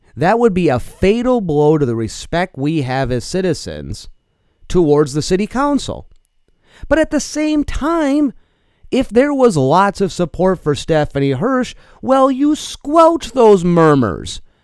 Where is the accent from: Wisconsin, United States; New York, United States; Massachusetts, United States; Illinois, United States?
New York, United States; now in Eau Claire, United States; I come from New York